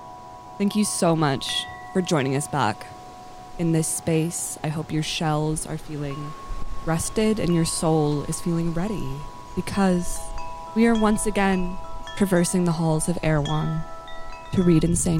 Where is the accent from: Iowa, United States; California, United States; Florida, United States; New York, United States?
California, United States; accent: Californian